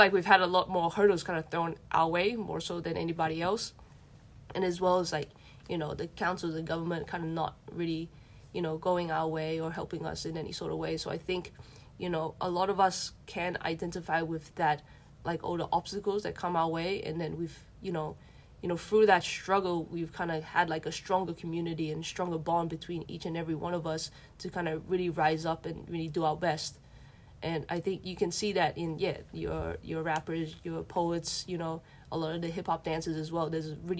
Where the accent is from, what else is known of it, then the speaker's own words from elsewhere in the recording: Bankstown, New South Wales, Australia; Because I'm kind of born and raised in the Bankstown area.